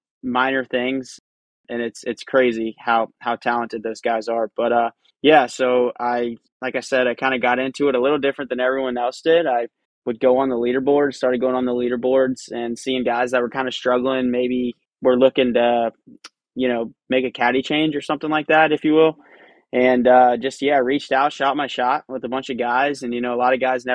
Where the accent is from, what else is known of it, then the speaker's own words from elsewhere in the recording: Charleston, South Carolina, United States; I grew up here in Charleston, South Carolina